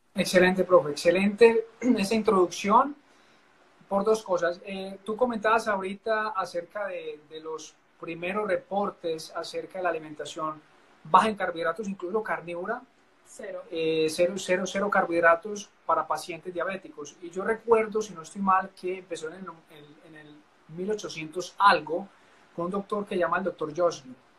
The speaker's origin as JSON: {"language": "Spanish", "area": "Paisa region", "region": "Antioquia", "country": "Colombia", "said": "como decimos los paisas"}